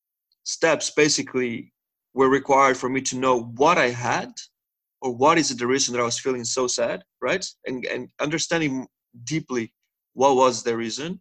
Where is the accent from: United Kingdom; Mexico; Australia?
Mexico; moved away as an adult; now in Netherlands; I'm originally from Mexico, but I've been living here in the Netherlands now for 7 years.